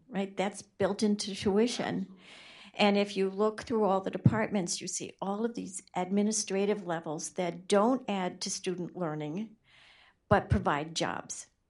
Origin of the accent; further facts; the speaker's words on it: Rhode Island, United States; I'm from Rhode Island